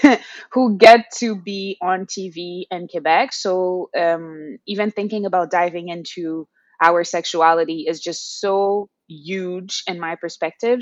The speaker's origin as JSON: {"language": "English", "country": "Haiti", "tie": "born or raised there", "moved": "as an adult", "lives_now": "Montreal, Canada", "said": "I was born and raised in Haiti, as you mentioned, and I emigrated to Turtle Island, we regularly called Canada"}